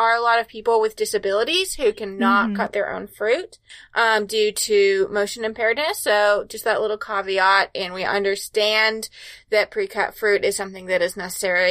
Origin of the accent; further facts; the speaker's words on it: Central Texas, United States; you and I grew up in Central Texas